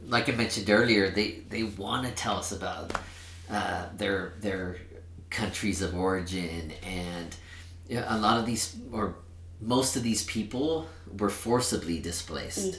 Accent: Sacramento, California, United States; first language Spanish; English is a second language; now in Cache Valley, United States; I am from Sacramento, California

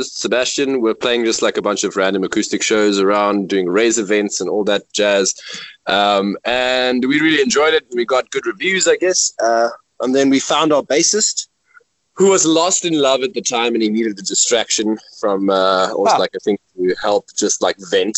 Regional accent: Mossel Bay, Western Cape, South Africa; moved away as an adult; also born or lived in Stellenbosch; now in Cape Town, South Africa; I'm originally from Mossel Bay

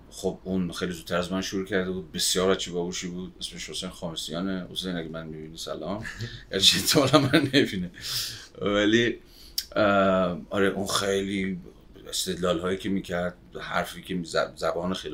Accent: Babol, Mazandaran, Iran; از اول تا آخر بچه بابلم مازندران سال 61 هم دنیا آمده

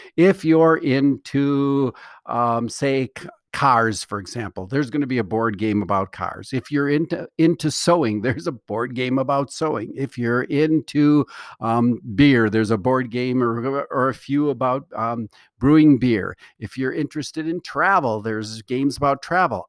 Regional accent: Milwaukee, Wisconsin, United States; growing up in Milwaukee, Wisconsin

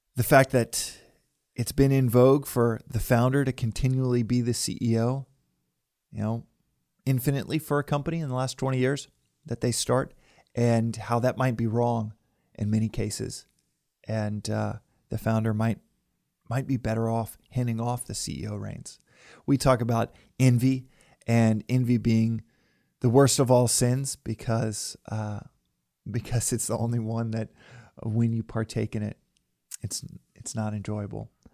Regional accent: Texas, United States; moved away; back home where I grew up in Texas

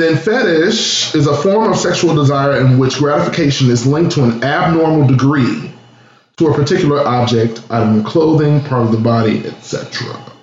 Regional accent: Chicago, Illinois, United States; I grew up, born and raised in Chicago downtown

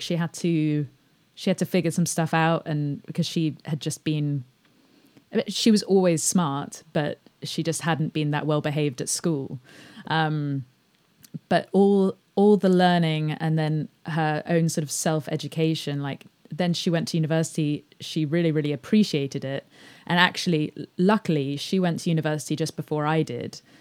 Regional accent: England, United Kingdom; I grew up outside of London

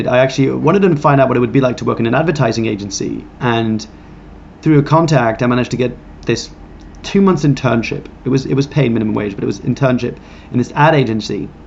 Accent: France; I grew up in France

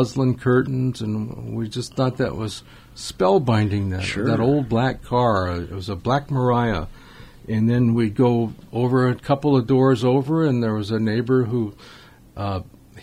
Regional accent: Los Angeles, California, United States; where I grew up in Los Angeles, in the suburbs in northeast Los Angeles

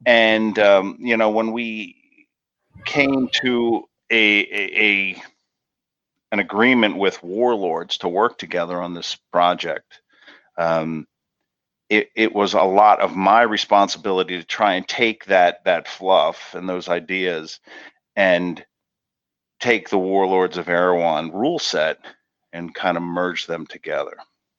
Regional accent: New Jersey, United States; I'm from New Jersey and But I am from a town called Sakasana, which is an Indian word.

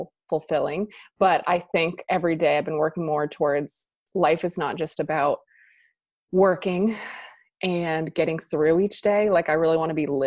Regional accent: New Hampshire, United States; moved away as an adult; also born or lived in Boston; now in Wilmington, United States; I am from New Hampshire. I grew up there

